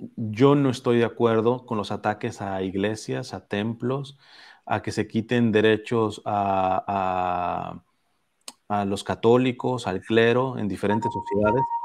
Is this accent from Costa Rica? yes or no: no; Mexico; now in Los Angeles, United States; en, mi pueblo, en México, este, tuvimos el siglo pasado una persecución atroz